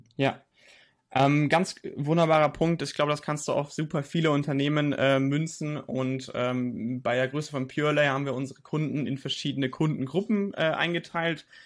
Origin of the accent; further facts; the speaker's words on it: Nuremberg, Bavaria, Germany; ich komme aus Nürnberg